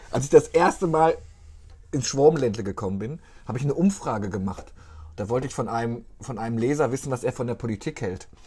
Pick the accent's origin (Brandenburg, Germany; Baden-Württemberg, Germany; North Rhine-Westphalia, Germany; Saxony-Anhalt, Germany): North Rhine-Westphalia, Germany; Ich komme ja aus Westfalen.